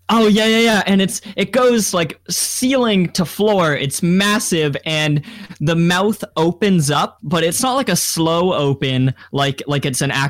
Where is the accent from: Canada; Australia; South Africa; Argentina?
Canada; we're Canadian